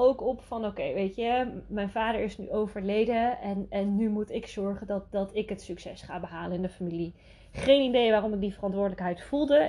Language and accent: Dutch; Netherlands; Ik ben ook geboren en getogen in Nederland